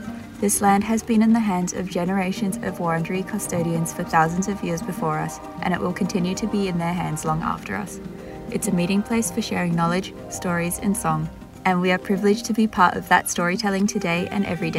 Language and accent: English; Singapore; Both grew up in Singapore, with my family being expats slash immigrants and Chuen's being Singaporean.